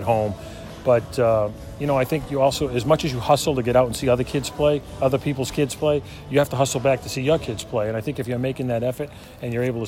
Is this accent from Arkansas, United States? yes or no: no; Worcester, Massachusetts, United States; moved away as an adult; I'd still be in Worcester, Mass.